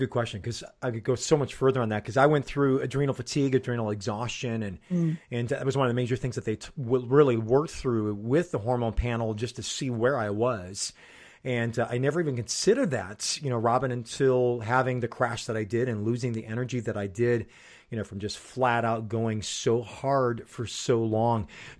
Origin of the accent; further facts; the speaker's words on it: Chicago, Illinois, United States; So depending on how our teams are doing, being a Chicagoan, mine can go very high and very low with theirs.